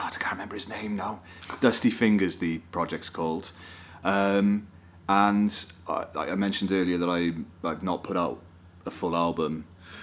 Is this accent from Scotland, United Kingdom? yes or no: no; Wales, United Kingdom; we're Welsh and we come from the fucking land of song and music's part of our culture. as Welsh people